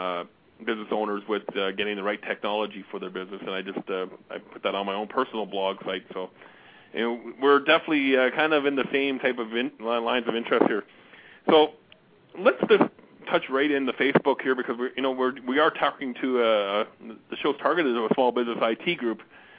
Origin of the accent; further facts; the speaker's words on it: Glasgow, Scotland, United Kingdom; born there; and from Edinburgh, Scotland, which is not too far from where I was born in Glasgow.